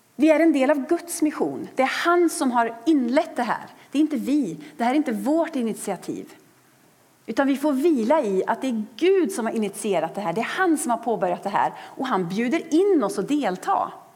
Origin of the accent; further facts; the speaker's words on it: Sweden; För oss som är svenskar